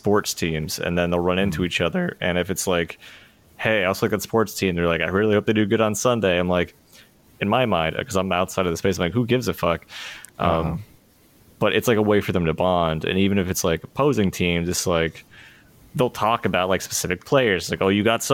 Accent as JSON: {"language": "English", "region": "Pennsylvania", "country": "United States", "tie": "born or raised there", "said": "growing up in Pennsylvania"}